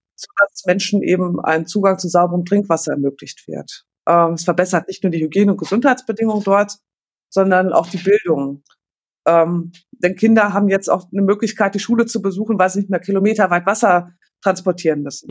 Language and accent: German; Paderborn, North Rhine-Westphalia, Germany; Ich komme aus Paderborn